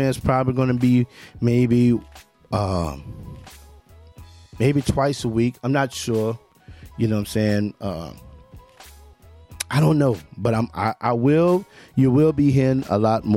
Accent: Memphis, Tennessee, United States; He's from my hometown. He's from my birthplace, Memphis, Tennessee

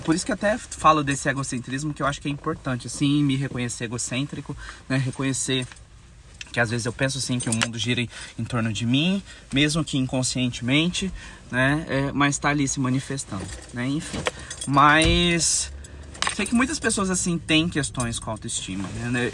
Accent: Campo Grande, Mato Grosso do Sul, Brazil; sou brasileiro. É, sou brasileiro, campograndense, sou mato-grossense

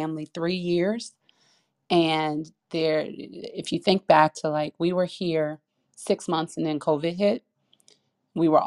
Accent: Chicago, Illinois, United States; also born or lived in East Coast; now in Portland, United States; I grew up in Chicago

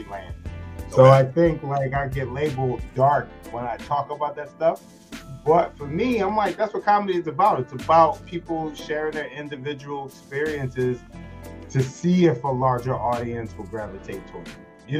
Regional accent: Philadelphia, Pennsylvania, United States; I'm originally from Philadelphia. I grew up there, but I lived all around Philly

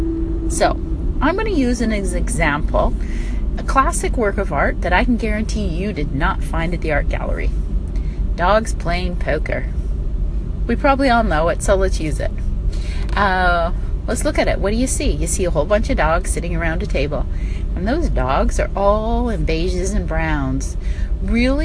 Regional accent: United States; now in Canada; as an American living in Canada

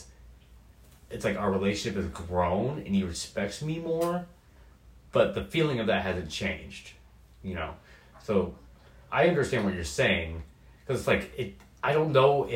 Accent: Portland, Oregon, United States; moving to the Pacific Northwest and growing up in Portland my whole life

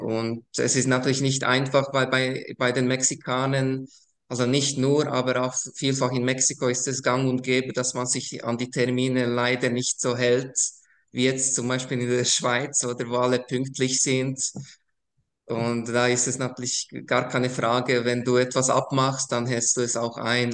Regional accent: Košice, Košice Region, Slovakia; now in Switzerland; ich bin ursprünglich aus der ehemaligen Tschechoslowakei, also heute würde man Slowakei sagen. Äh, ich komme ganz aus dem Osten der Slowakei, äh, Taschau äh, ist eine Altstadt

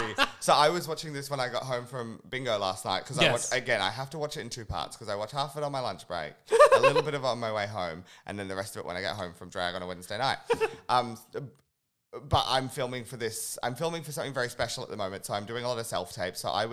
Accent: United Kingdom; I'm British.

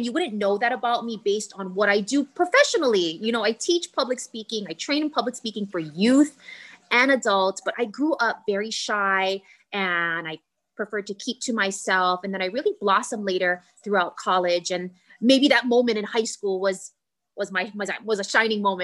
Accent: Kaneohe, Hawaii, United States; I grew up in Kaneohe, born and raised in Kaneohe.

